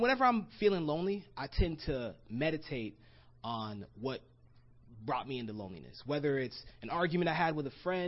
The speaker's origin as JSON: {"language": "English", "region": "Florida", "country": "United States", "tie": "born or raised there", "also_born_or_lived": "Gainesville, Florida", "moved": "as an adult", "lives_now": "Los Angeles, United States", "said": "I'm from Florida, and I grew up in Florida, got baptized in Florida."}